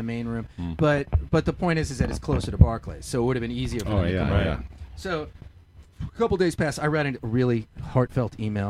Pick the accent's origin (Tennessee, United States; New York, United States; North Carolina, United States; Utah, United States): New York, United States; Long Island; I'm from Long Island.